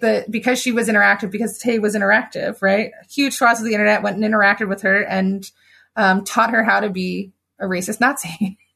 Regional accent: United States; I'm very American in that way

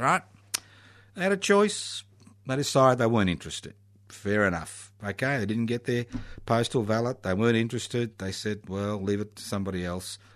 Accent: Australia

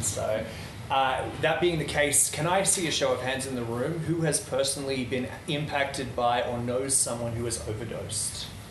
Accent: Netherlands; moved away; I grew up in Holland

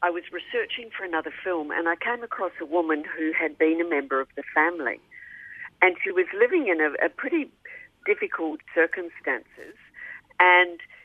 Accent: New Zealand; moved away as an adult; now in Melbourne, Australia; I'm from New Zealand

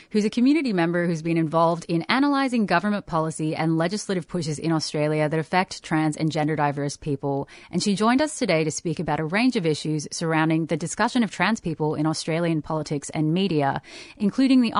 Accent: Canada; from the Cree Nation, Canada.

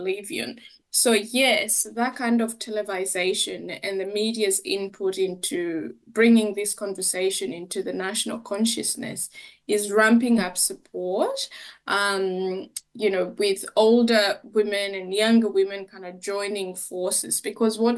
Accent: Kenya; moved away; being a Kenyan woman

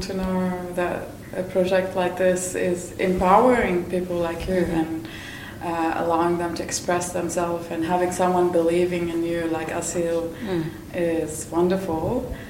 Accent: Lebanon; moved away; I grew up in Lebanon as well

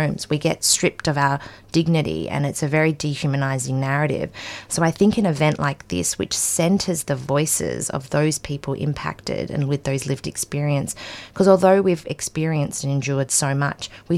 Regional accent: Perth, Western Australia, Australia; also born or lived in Afghanistan; my family came to Australia as refugees. We first settled in WA and I grew up in Perth as well

